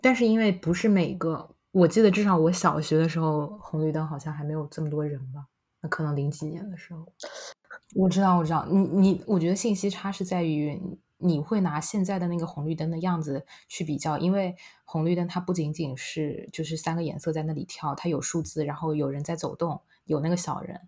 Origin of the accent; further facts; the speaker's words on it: Shanghai, China; accent: Shanghai; also born or lived in London; 我作为一个在这个城市长大的人